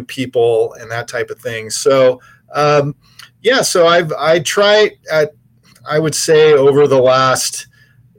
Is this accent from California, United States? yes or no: yes; California, United States; moved away as an adult; also born or lived in Kansas City / Midwest; I'm native to California. I've been back east in the Middle West for quite some time